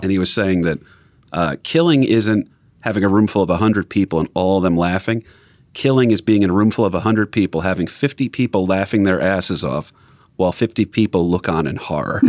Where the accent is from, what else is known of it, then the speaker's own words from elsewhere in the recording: New Jersey, United States; growing up in Jersey